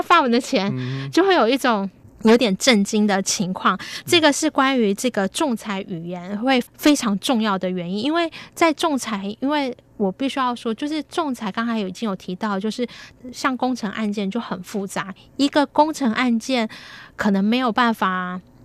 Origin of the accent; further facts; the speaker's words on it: Taiwan; 那我们是台湾人